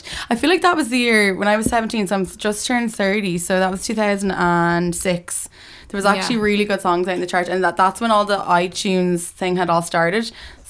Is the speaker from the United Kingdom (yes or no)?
no; Dublin, Leinster, Ireland; I'm from Dublin originally.